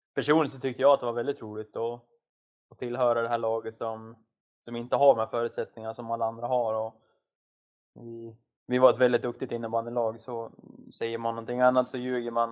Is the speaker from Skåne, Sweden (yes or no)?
no; Forsa, Gävleborg County, Sweden; jag är född och uppvuxen i en liten by som heter Forsa utanför, utanför Hudiksvall